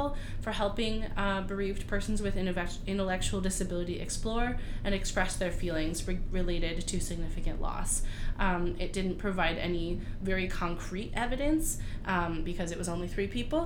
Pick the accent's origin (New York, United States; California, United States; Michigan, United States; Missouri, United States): New York, United States; Rochester; Rochester, New York, our very own hometown. Well, my hometown